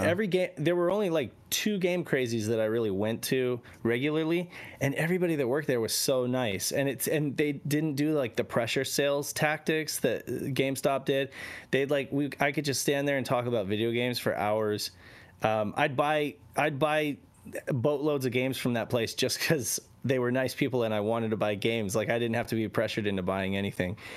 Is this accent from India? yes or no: no; Reno, Nevada, United States; I grew up in Reno, Nevada